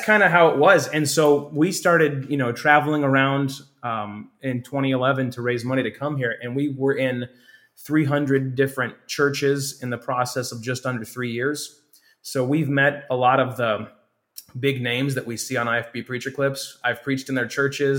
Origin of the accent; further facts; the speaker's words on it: Hammond, Indiana, United States; I grew up near First Baptist Hammond